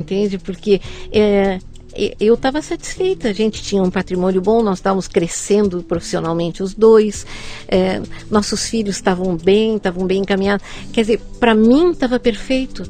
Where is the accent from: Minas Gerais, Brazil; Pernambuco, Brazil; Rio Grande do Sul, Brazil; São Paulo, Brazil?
Rio Grande do Sul, Brazil; Porto Alegre; Sou gaúcha, nascida em Porto Alegre